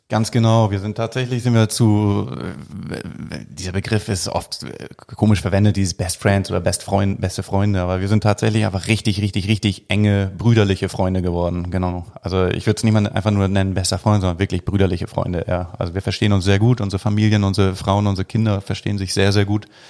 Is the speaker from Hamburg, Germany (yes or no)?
yes; Hamburg, Germany; als Hamburger